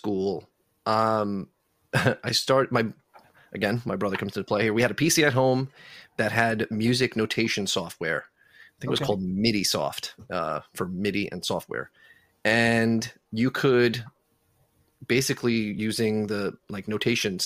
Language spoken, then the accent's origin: English; Selden, New York, United States; I grew up in Selden. Okay. Went to New Lane Elementary, Selden Middle School, and Newfield High School